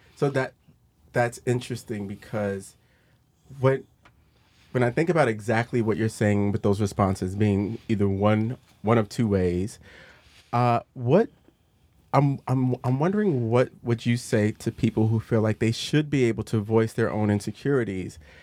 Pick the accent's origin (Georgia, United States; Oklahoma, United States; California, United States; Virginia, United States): Virginia, United States; I was raised in Virginia for the most part